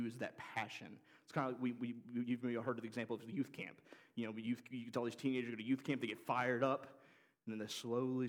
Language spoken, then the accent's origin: English; Oxford, Mississippi, United States; moved away; I grew up in Oxford, Mississippi. We moved to Oxford when I was 5 years old